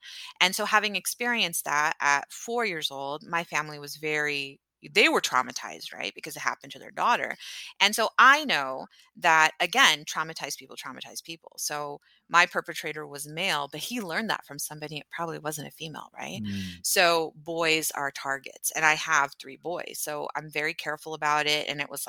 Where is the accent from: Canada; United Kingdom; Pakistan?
Pakistan; I would be very defensive about saying like, I'm Pakistani. You know, at the time I was like, well, I'm from Pakistan.